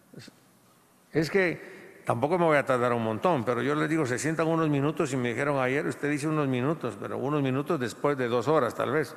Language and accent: Spanish; Guatemala; a nosotros no nos han acostumbrado, como latinoamericanos y un poco, y, y como guatemaltecos